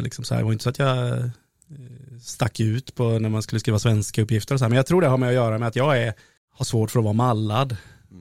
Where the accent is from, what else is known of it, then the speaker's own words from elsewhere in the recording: Oskarshamn, Kalmar County, Sweden; moved away as an adult; also born or lived in Stockholm; jag växte upp på eh, Kikebogatan, 6C